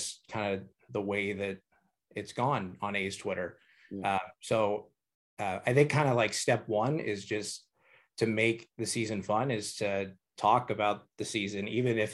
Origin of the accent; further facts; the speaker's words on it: Hayward, California, United States; I grew up in Hayward, which is not very far from Oakland